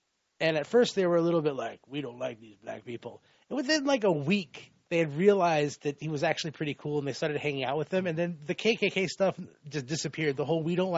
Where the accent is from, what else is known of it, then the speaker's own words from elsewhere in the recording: Florida, United States; like, I grew up in Florida, and in Central Florida, it's you know, on the coastline, it's all sort of like yuppies and snowbirds.